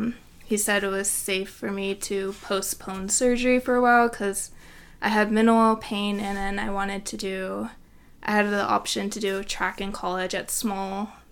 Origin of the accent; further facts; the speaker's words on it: San Francisco, California, United States; moved away as an adult; now in Provo, United States; I'm from San Francisco